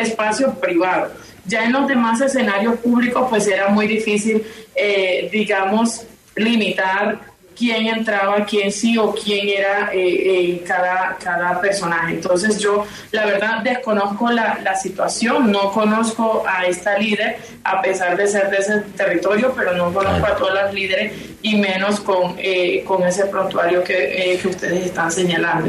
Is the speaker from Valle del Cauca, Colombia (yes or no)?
no; Riohacha, La Guajira, Colombia; yo soy de Rihuacha, ¿sí? No soy de Uribia